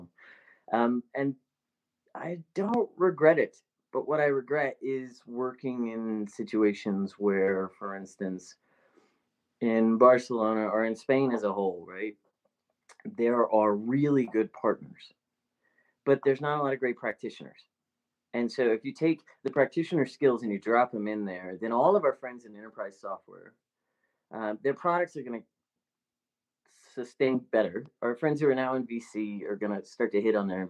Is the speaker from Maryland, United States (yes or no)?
yes; Baltimore, Maryland, United States; moved away; I grew up in Baltimore in the mid-90s